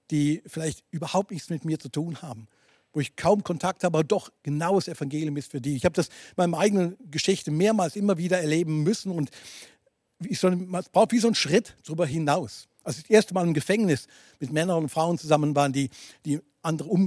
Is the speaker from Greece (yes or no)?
no; Basel, Switzerland; Ähm, du weißt, ich komme aus der Region Basel.